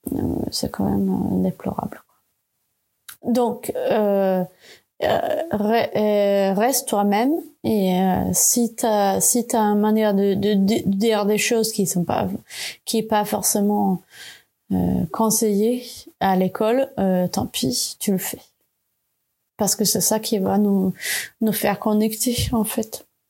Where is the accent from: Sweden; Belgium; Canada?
Sweden; French is a second language; moved away as an adult; now in France; Je ne parlais pas français encore, j'avais été toujours en Suède